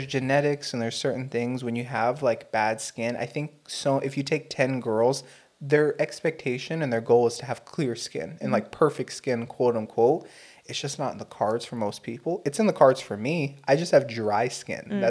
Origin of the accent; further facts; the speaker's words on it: United States; as an American